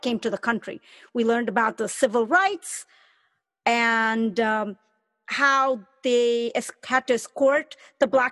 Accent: Chennai, Tamil Nadu, India; I'm a brown woman, and I was born in Chennai, India.

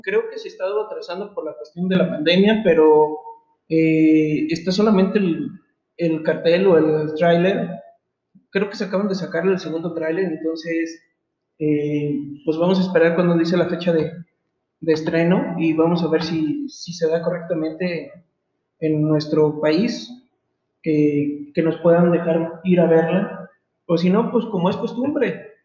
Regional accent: Mexico; como todo mexicano

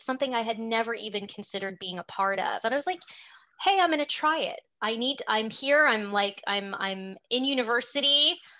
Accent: Montreal, Quebec, Canada; also born or lived in Prince Edward Island / Toronto; I grew up in Montreal

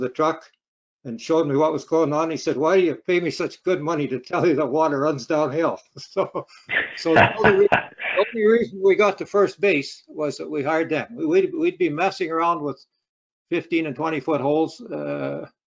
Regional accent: Rosetown, Saskatchewan, Canada; I was raised in the Rosetown country near Milden

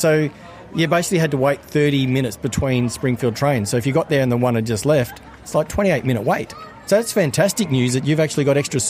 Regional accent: Victoria, Australia; moved away; I grew up in Victoria

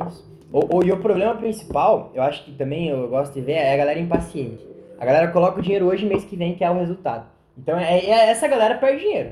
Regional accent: Brazil; porque eu sou brasileiro, eu tenho que acreditar no meu país

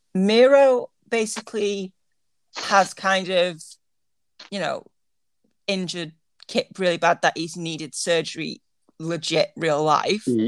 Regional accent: United Kingdom; I'm British

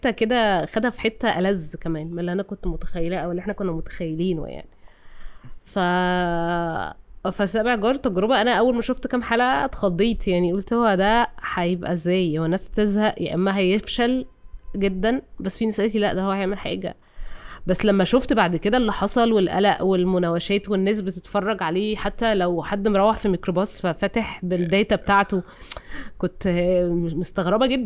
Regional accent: Cairo, Cairo Governorate, Egypt; اتولدت في القاهرة

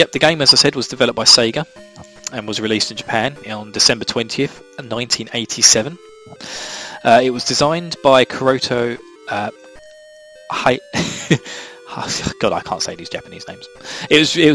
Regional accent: Essex, East of England, United Kingdom; accent: Essex; where I'm from in the UK, my local dialect. I'm from Essex, and we have in Essex what's called a lazy tongue

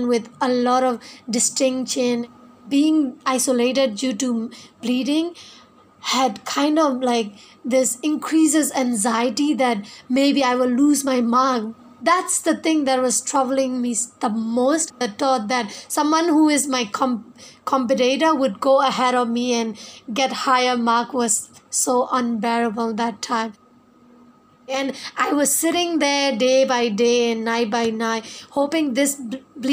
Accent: Northern Shan State, Myanmar; I'm from Myanmar, a small village in Northern Chan State.

